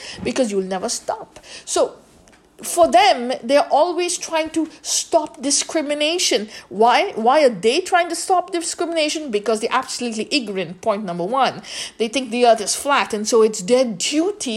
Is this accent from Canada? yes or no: no; India; moved away; Even in India, growing up in India, I have never come across caste